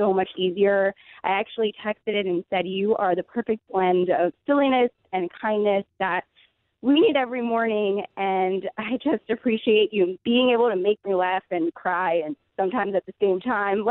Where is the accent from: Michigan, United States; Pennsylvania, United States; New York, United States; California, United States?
New York, United States; Long Island; I'm actually from Long Island.